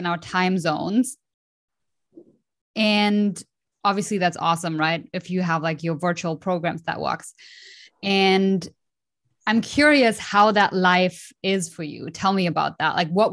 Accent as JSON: {"language": "English", "town": "Dresden", "region": "Saxony", "country": "Germany", "tie": "born or raised there", "said": "I was born in Dresden"}